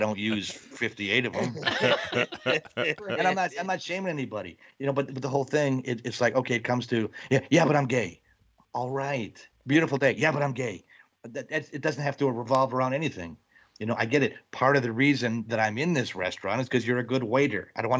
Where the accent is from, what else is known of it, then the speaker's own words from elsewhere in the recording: Wisconsin, United States; I'm from Wisconsin. They open a Hooters in Milwaukee.